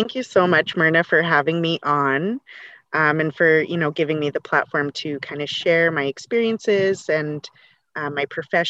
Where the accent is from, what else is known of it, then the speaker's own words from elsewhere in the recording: Lac La Biche, Alberta, Canada; I am from Northern Alberta, Lac La Biche. I belong to Métis Nation of Alberta, Region 1. I am married to a First Nations man.